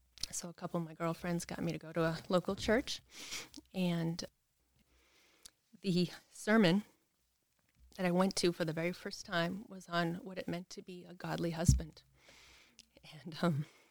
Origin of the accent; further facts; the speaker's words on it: Massachusetts, United States; moved away as an adult; also born or lived in California; now in Pickens County, United States; growing up, I was raised in Massachusetts